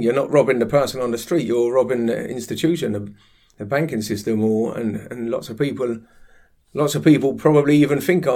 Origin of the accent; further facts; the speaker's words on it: London, United Kingdom; growing up in Harlesden, North West London, where I was brought up